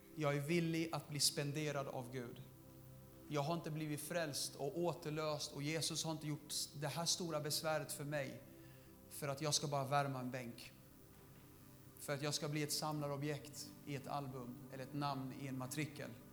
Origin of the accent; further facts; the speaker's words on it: Södertälje, Stockholm County, Sweden; jag är den enda i min familj som är född i, i Sverige, alla andra, vi kommer från Syrien